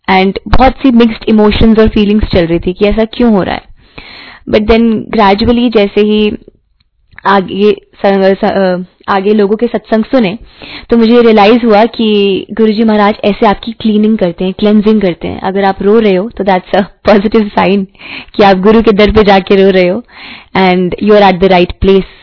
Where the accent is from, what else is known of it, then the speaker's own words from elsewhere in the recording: Jalandhar, Punjab, India; जब मैं जलंधर से हूं तो जलंधर मंदिर जब गई